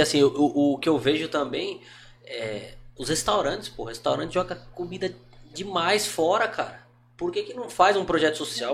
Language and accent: Portuguese; Brazil; como brasileiro